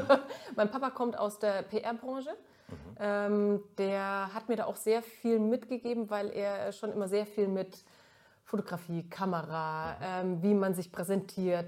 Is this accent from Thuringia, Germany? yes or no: no; Middle Franconia, Bavaria, Germany; accent: Franconian; moved away as an adult; also born or lived in Mittweida; now in Cologne, Germany; ich komme aus Mittelfranken.